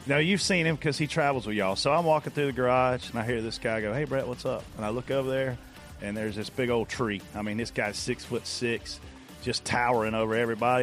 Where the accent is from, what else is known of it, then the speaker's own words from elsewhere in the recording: South Carolina, United States; I'm from Page Hill, South Carolina